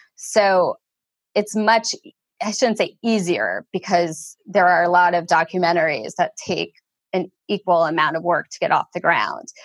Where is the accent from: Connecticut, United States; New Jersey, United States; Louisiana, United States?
New Jersey, United States; Wayne; I grew up in Wayne, New Jersey